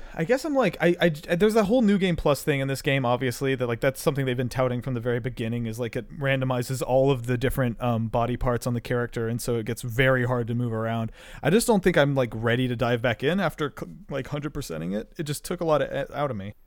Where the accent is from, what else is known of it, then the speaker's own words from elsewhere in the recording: North Carolina, United States; also born or lived in Georgia; I uh, grew up in North Carolina